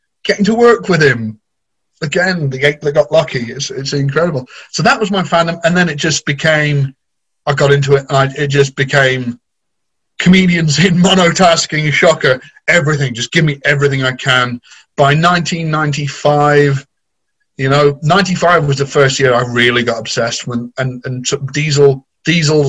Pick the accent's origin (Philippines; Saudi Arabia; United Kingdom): United Kingdom; near Cheddar, Somerset, South West England; moved away; I used to live in Somerset. I grew up near Cheddar